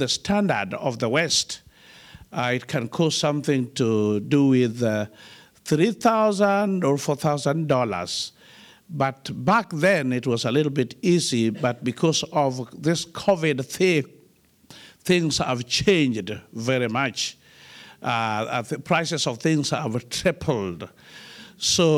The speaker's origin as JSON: {"language": "English", "country": "Kenya", "tie": "born or raised there", "said": "born and bred in Africa, in a country called Kenya"}